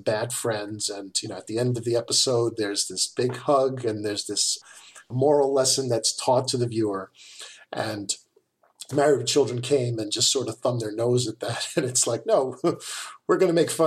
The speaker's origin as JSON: {"language": "English", "town": "New York City", "region": "New York", "country": "United States", "tie": "born or raised there", "said": "I'm from Queens, New York."}